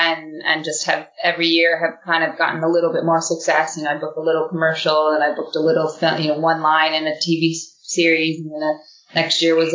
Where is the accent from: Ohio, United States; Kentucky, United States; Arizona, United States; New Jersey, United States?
Arizona, United States; moved away as an adult; also born or lived in Los Angeles, California; now in London, United Kingdom; I'm originally from Arizona, and I lived in LA for a few years after college